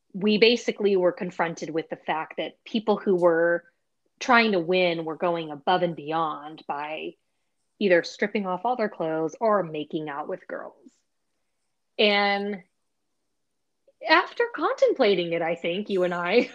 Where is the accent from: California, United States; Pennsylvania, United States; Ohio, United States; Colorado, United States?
California, United States; Bay Area; we're both from the Bay Area